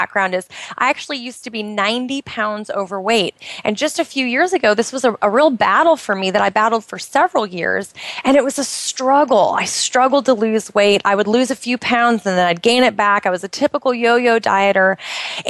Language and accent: English; United States; moved away as an adult; now in Bahrain; I'm originally from the United States